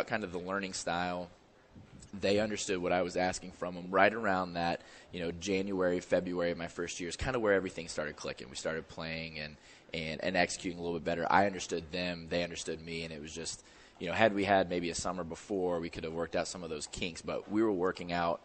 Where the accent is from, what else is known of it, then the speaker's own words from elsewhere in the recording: Indiana, United States; now in St. Louis, United States; I'm from Indiana. It's where kind of where I'm comfortable